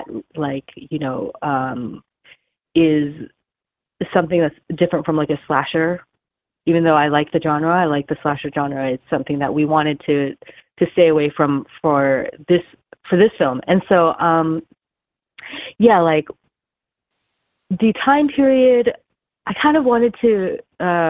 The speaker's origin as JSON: {"language": "English", "region": "California", "country": "United States", "tie": "born or raised there", "also_born_or_lived": "Beijing, China", "lives_now": "Los Angeles, United States", "said": "I moved to the United States, to California, when I was very young"}